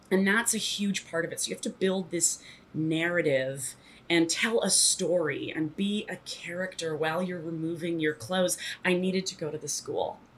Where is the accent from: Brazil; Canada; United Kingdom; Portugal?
Canada; Toronto, Ontario; moved away as an adult; now in New York, United States; I moved to New York when I was 18 from Toronto